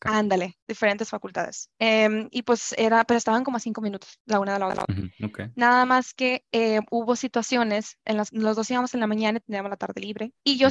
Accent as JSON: {"language": "Spanish", "town": "Culiacán", "region": "Sinaloa", "country": "Mexico", "tie": "born or raised there", "moved": "as an adult", "lives_now": "Guadalajara, Mexico", "said": "yo soy de Culiacán, viví toda mi vida en Culiacán, ahorita uh. vivo en Guadalajara"}